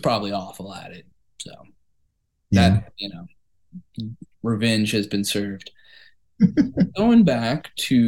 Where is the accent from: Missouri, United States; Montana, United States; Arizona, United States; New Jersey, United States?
Missouri, United States; Kansas City; my hometown, Kansas City